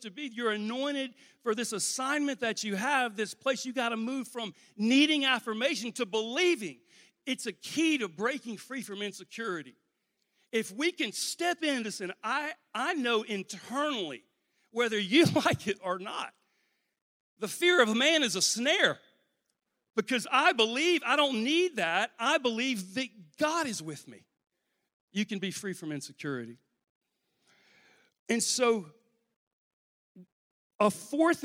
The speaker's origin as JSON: {"language": "English", "region": "Louisiana", "country": "United States", "said": "I'm from Louisiana"}